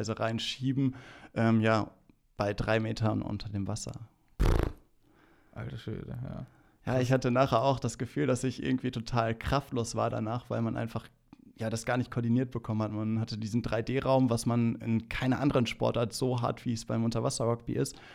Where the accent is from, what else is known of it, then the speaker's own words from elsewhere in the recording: North Rhine-Westphalia, Germany; Ähm, ein Lippedorf, ähm, schön an der Lippe gelegen. Ähm, meine Heimat, ähm, ich will es nicht missen, dort aufgewachsen zu sein, in so einem behüteten Umfeld